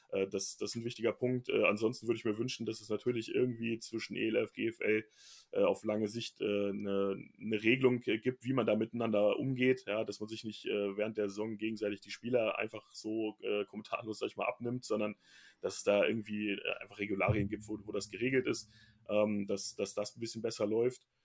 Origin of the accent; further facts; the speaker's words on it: Bielefeld, North Rhine-Westphalia, Germany; born there; weil ich ja offensichtlich da geboren bin